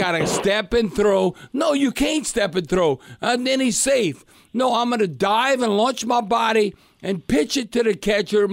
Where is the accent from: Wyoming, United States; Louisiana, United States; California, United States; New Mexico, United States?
Louisiana, United States; South; I'm from South Louisiana, but you can't get more Louisiana than us